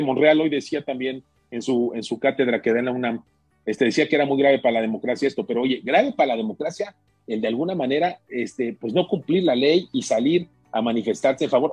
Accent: Mexico; como mexicanos

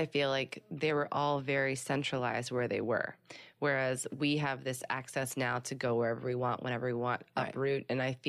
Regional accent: Midwest, United States; it goes back to the different kind of bonding where I grew up and in the Midwest compared to out here

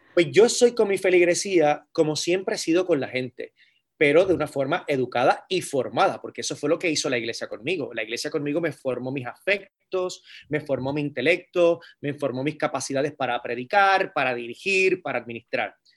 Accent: Carolina, Puerto Rico; also born or lived in San Juan, Puerto Rico; Yo nací en San Juan, Puerto Rico, y me crié en Carolina, Puerto Rico

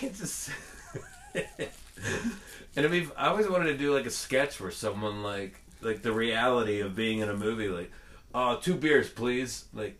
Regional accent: Northern California, United States; I grew up in Northern California

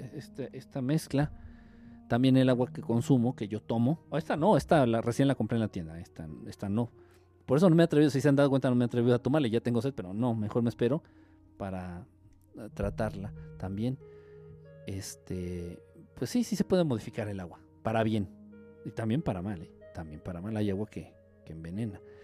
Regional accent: Mexico; siendo mexicano

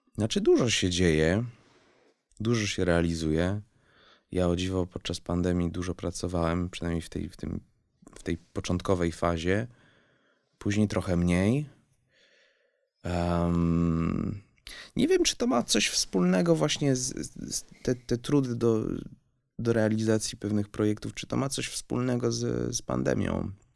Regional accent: Switzerland; moved away; also born or lived in France; wychowałem się w Szwajcarii

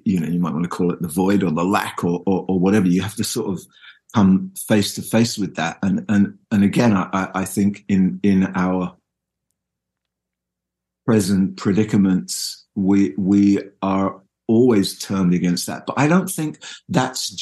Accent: England, United Kingdom; I'm English

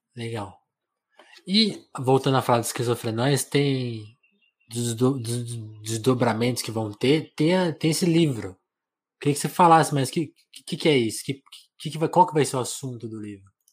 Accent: Brazil

